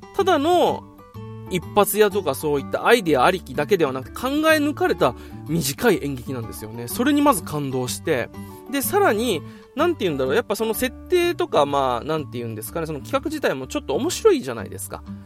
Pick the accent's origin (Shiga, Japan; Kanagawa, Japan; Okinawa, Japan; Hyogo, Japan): Okinawa, Japan; moved away as an adult; also born or lived in Tokyo; もう東京から僕今地元沖縄に